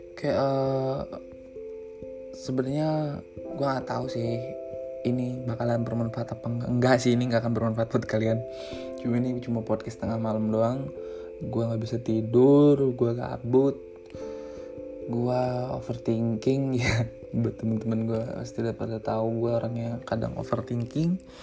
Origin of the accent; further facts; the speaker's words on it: Rangkasbitung, Banten, Indonesia; Gua adalah orang Jawa yang lahir dan besar di Banten